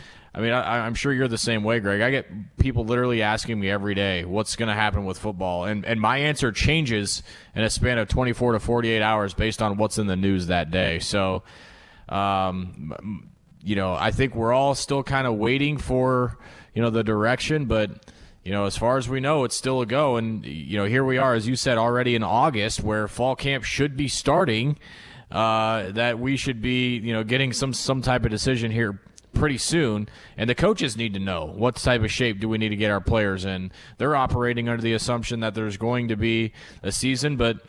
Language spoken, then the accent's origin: English; Omaha, Nebraska, United States; Born and raised in Omaha, got a two-month-old daughter who got some quality dad time the last few weeks, and now back in the saddle.